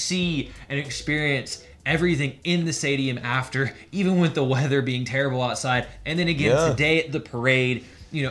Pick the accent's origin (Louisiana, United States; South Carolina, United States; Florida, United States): South Carolina, United States; moved away as an adult; now in Atlanta, United States; moving here 2 years ago, moving to a new city, even though I'm only from South Carolina